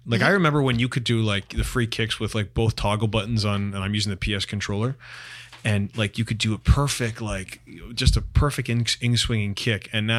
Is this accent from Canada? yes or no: yes; York Region, Ontario, Canada; I grew up in York Region, and I like loved walking everywhere.